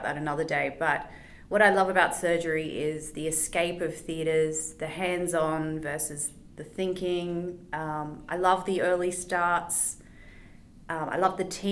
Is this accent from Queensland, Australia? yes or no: no; Lismore, New South Wales, Australia; also born or lived in Coffs Harbour / Brisbane; now in Sydney, Australia; I'm from a very country regional town called Lismore